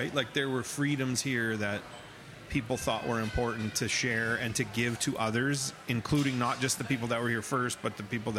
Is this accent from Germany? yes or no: no; Red Deer, Alberta, Canada; I grew up in Bower, which is a subdivision in Red Deer